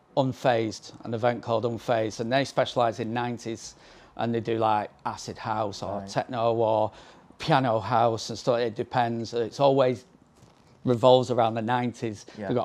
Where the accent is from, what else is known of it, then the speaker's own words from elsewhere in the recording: Manchester, North West England, United Kingdom; moved away as an adult; also born or lived in Liverpool; And then I moved away from Manchester when I was like 23